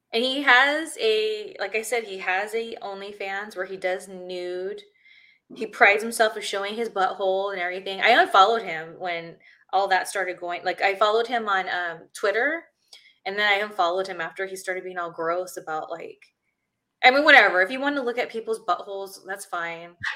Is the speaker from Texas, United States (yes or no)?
no; Ontario, California, United States; I was still living in my hometown, which is Ontario, California